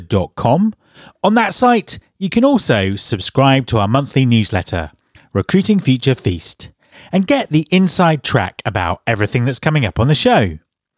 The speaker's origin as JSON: {"language": "English", "area": "Cornwall", "region": "South West England", "country": "United Kingdom", "moved": "yes", "said": "I'm from Cornwall originally"}